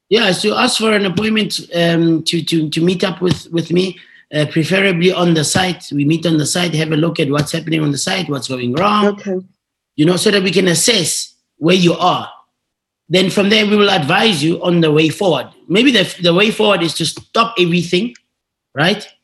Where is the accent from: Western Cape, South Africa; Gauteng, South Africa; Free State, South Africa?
Gauteng, South Africa; Tembisa; I went to a, a, a, local school in, in the township where I grew up in Tembisa